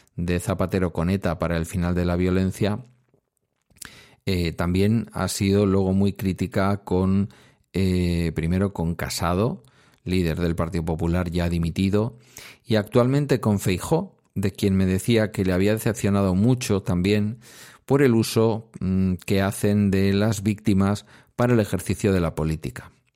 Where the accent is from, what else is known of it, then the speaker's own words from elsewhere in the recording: Basque Country, Spain; mi tierra